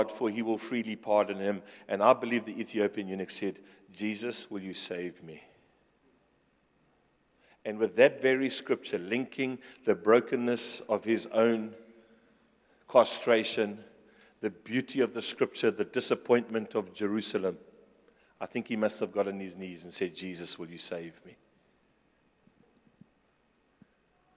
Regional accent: Pretoria, Gauteng, South Africa

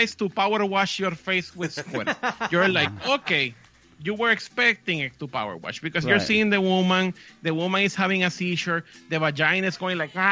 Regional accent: Puerto Rico; I'm from Puerto Rico.

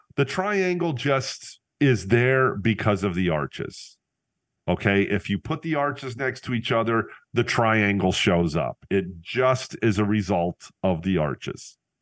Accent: Northeast Pennsylvania, United States; I returned to my hometown

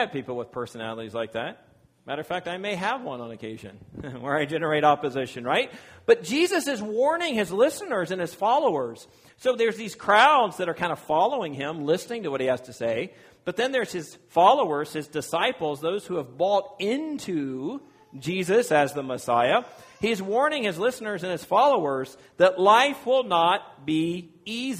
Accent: Virginia, United States; moved away; I'm from Virginia and I'm a proud Virginian

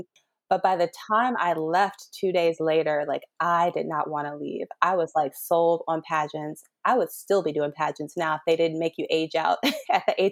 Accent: Harvey, Illinois, United States; moved away as an adult; now in Los Angeles, United States; I grew up in a place called Harvey, Illinois

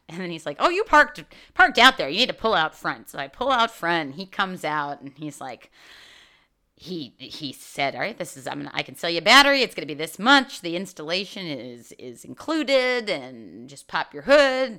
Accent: New York City, New York, United States; moved away; I'm from New York

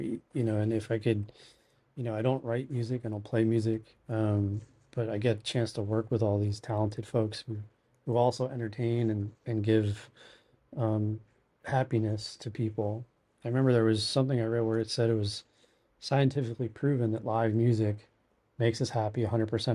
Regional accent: Allentown, Pennsylvania, United States; moved away as an adult; now in Appleton, United States; I'm originally from Allentown

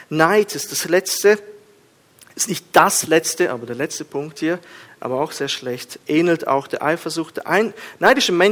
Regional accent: Kazakhstan; Ich bin in Kasachstan aufgewachsen. Wir haben uns geschlagen die ganze Zeit. Hof gegen Hof und äh, Steine flogen und alles.

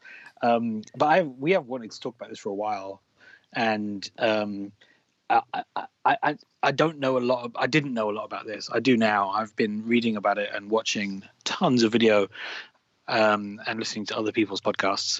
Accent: England, United Kingdom

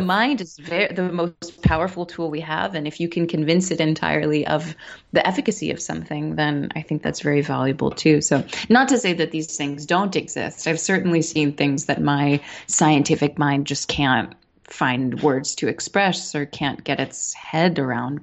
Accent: New York City, New York, United States; I'm born and raised in New York City

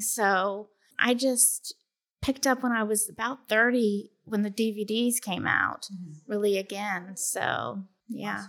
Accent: Cleveland, Tennessee, United States; Cleveland, Tennessee. That's just outside of Chattanooga

